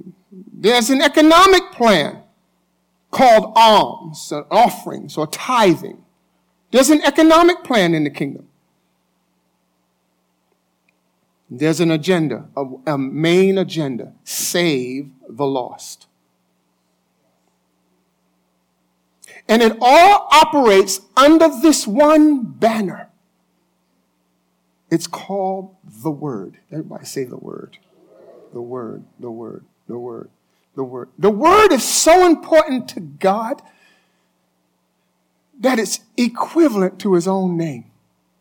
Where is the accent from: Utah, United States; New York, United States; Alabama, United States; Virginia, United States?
New York, United States; I'm a New Yorker